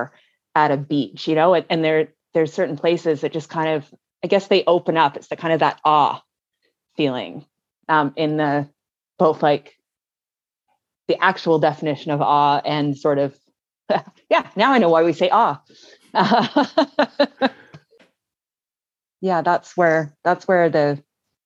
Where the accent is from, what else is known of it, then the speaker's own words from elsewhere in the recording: Vancouver Island, British Columbia, Canada; I live here in Victoria, BC, the same as you do, Neil, and I grew up on Vancouver Island